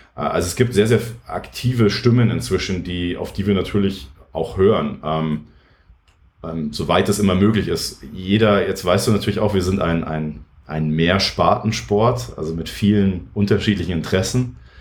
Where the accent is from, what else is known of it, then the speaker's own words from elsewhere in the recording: Munich, Bavaria, Germany; Ich bin aus München. Hm, ich habe damals in der Werner von Linde Halle trainiert im Winter